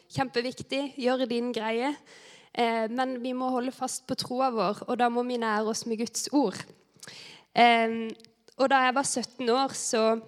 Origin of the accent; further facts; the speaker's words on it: Vigeland, Agder, Norway; moved away; jeg har vokst opp her på Britannia. Eh, men det er ganske lenge siden jeg har bodd her nå